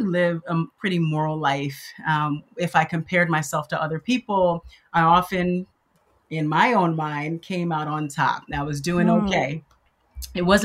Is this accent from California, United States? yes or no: yes; Los Angeles, California, United States; also born or lived in Michigan; I grew up in Los Angeles, California.